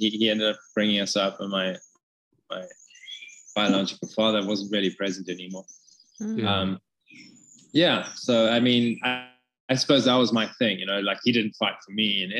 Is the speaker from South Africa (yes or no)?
yes; Cape Town, Western Cape, South Africa; So, you know, growing up in Cape Town then, it was a very different world. It was, you know, suddenly it was the new South Africa, and we things were opened up a lot.